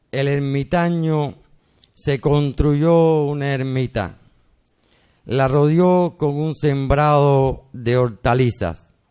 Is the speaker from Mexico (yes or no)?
no; Havana, Cuba; born there; yo soy, yo soy nacido en Ciudad de La Habana, pero soy el hijo de un guajiro que siempre me crió con los cuentos del campo